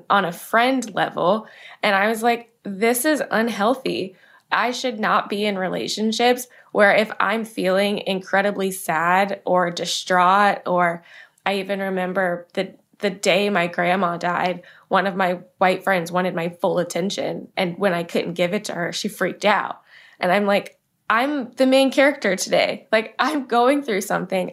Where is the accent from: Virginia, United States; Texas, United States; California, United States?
Virginia, United States; Manassas; I grew up in Manassas, Virginia